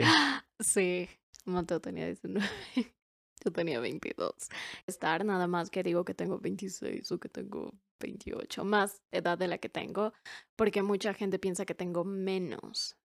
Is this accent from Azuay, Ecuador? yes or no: yes; Cuenca, Azuay, Ecuador; acá en Cuenca, en mi ciudad. Por cierto, somos de Ecuador, por si no sabían. Y vivimos en Cuenca.